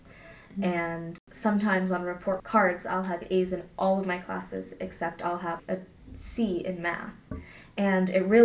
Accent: California, United States; growing up in California

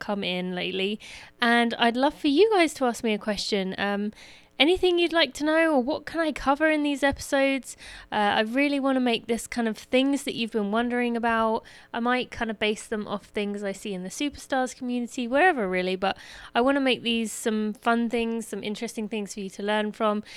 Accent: England, United Kingdom; moved away; I was born in England

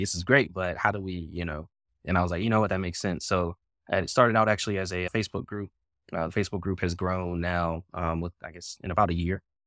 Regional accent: Pittsburgh, Pennsylvania, United States; moved away as an adult; also born or lived in Virginia / Washington, D.C.; moved away from my hometown of Pittsburgh, Pennsylvania.

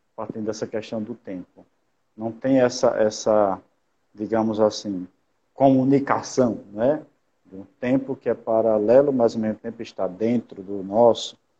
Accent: São Paulo do Potengi, Rio Grande do Norte, Brazil; also born or lived in Rome / Natal; eu sou natural lá de São Paulo do Potengi, aqui no Rio Grande do Norte.

